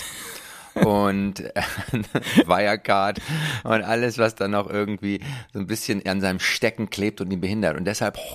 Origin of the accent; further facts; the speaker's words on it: Berlin, Germany; ich bin auch eigentlich Berliner